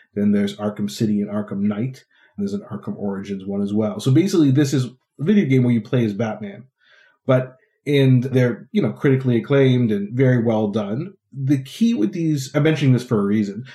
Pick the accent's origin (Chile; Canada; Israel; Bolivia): Canada; Ottawa, Ontario; in my hometown of Ottawa